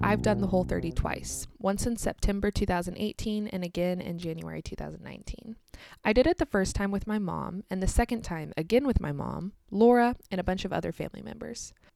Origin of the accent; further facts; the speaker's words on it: United States; also born or lived in Kansas; I'm American, live in the state of Kansas in the United States